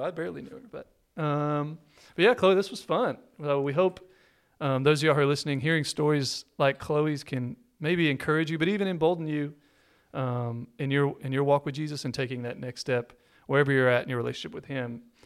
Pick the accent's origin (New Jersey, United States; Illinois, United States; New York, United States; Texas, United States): Texas, United States; I'm a Texan